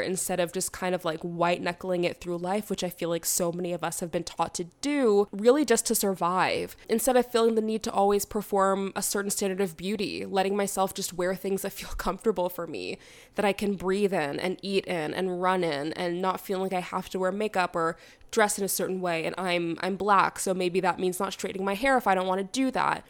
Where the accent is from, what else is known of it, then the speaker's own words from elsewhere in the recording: Canada; I'm a Canadian sociolegal theorist and artist and writer